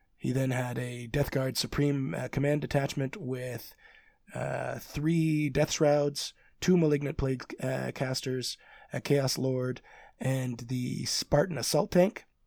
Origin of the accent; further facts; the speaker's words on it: Canada; I'm Canadian